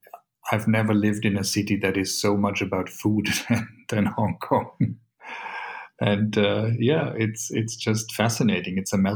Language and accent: English; Bavaria, Germany; born there; I was born in Bavaria. So I'm actually, technically, I hold a German passport.